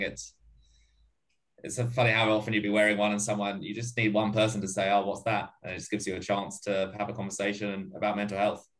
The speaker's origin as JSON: {"language": "English", "region": "London", "country": "United Kingdom", "said": "So I'm from London, and well, lived in London before. I've got some mates back there who were doing a little run club back there."}